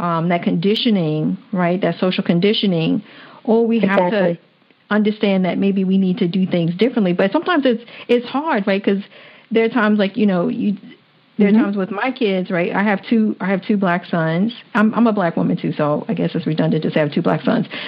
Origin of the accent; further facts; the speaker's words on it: Washington, District of Columbia, United States; I grew up in Washington, D.C., where it was all, you know, all Black.